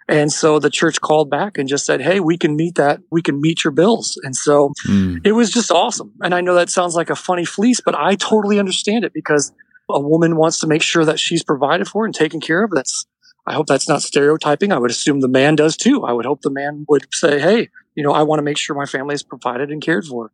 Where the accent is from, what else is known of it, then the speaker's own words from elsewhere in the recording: Florida, United States; moved away as an adult; also born or lived in Nashville, Tennessee / Albuquerque, New Mexico; I'm from Florida, where I'm calling you from today, where we live back here now.